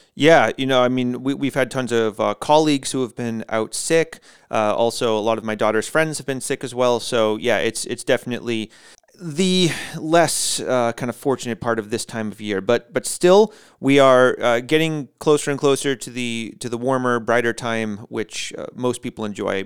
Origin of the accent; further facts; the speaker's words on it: United States; moved away; as an American